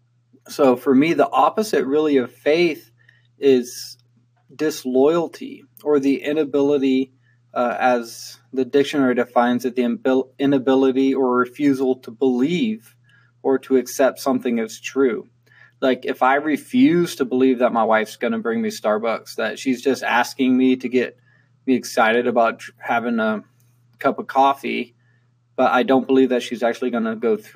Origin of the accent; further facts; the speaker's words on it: California, United States; I grew up in California